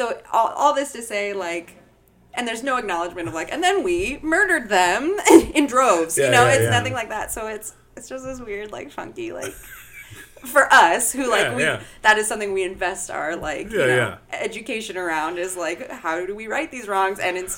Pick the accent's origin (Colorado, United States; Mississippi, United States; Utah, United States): Colorado, United States; But I'm from Colorado.